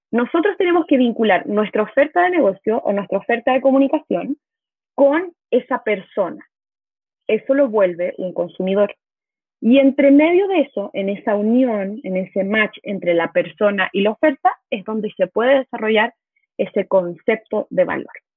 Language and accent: Spanish; Chile; moved away as an adult; also born or lived in Mexico; soy chilena, vivo en México desde el 2014, pero la pandemia me trajo de vuelta a mi hogar, a mi patria